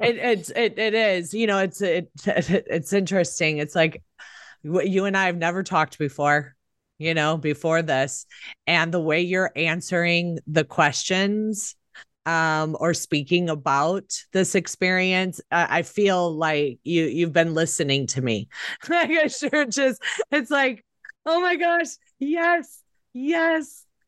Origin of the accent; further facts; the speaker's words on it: Chicago, Illinois, United States; I grew up in Chicago, which is a democratic city